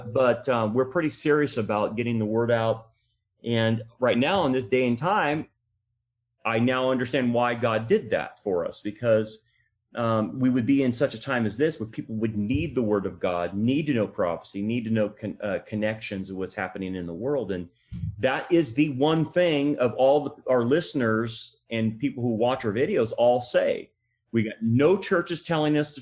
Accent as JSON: {"language": "English", "region": "California", "country": "United States", "said": "We're from California"}